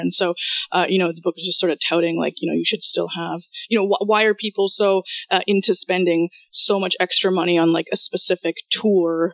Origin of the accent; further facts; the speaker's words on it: Toronto, Ontario, Canada; first language Russian; also born or lived in Kyiv, Ukraine / Israel; I'm actually from Ukraine, from Kiev in Ukraine. Came to Canada with my mom when I was around 4, so pretty much grew up here, but spoke Russian in the house